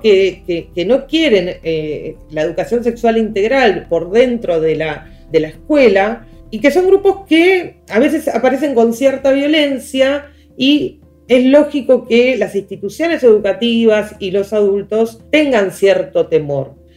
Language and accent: Spanish; La Plata, Buenos Aires Province, Argentina; yo soy de Ciudad de la Plata